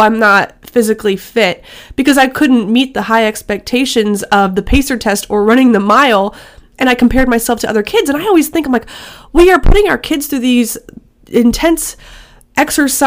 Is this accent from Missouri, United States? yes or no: yes; Missouri, United States; I grew up in Missouri